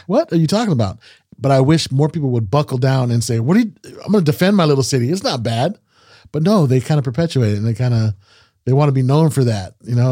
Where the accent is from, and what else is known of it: Salinas, California, United States